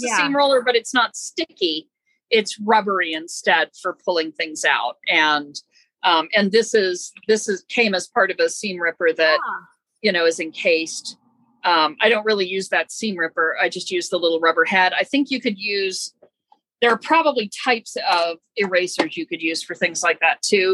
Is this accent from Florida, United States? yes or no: yes; Florida, United States; I grew up in Florida